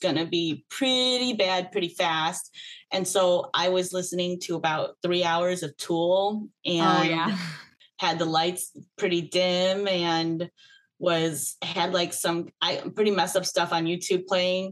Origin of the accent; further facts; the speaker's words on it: Michigan, United States; now in Chicago, United States; I grew up in Michigan suburbia